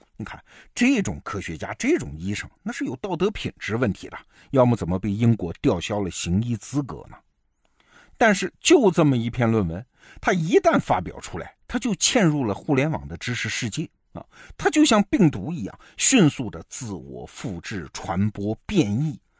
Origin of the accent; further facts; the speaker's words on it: China; 我们中国人